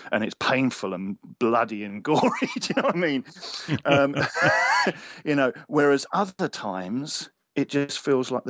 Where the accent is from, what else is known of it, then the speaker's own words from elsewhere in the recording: Cornwall, South West England, United Kingdom; I was born in Cornwall